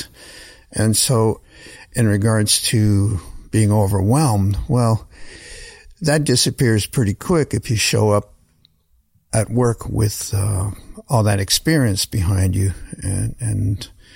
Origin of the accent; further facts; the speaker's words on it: Canada; moved away as an adult; also born or lived in New Orleans; as a Canadian kid, especially at that time before the internet